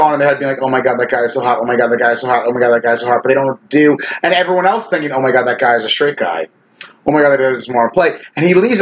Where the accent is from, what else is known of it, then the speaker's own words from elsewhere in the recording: Ronkonkoma, New York, United States; I'm an old school Long Island gay.